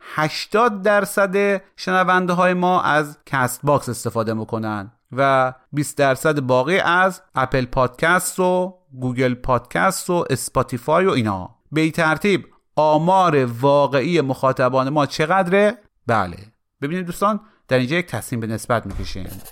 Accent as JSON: {"language": "Persian", "region": "Khorasan", "country": "Iran", "said": "ما به عنوان یک خراسانی"}